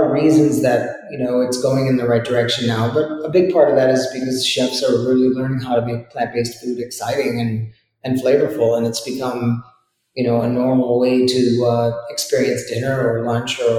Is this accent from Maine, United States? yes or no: yes; Maine, United States; I love potatoes. I grew up in Maine.